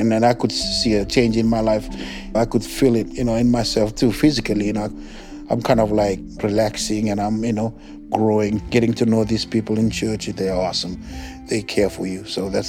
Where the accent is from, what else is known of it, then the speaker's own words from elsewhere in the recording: Fiji; now in Philadelphia, United States; So I'm not American. I'm all the way from the island of Fiji.